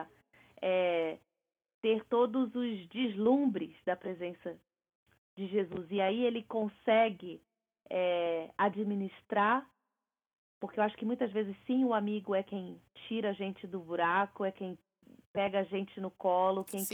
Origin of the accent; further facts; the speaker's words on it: Brazil; moved away as an adult; Eu passei a minha vida inteira no Brasil